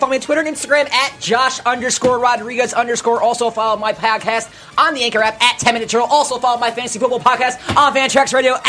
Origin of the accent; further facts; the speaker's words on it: Northeast, United States; I'm from the Northeast.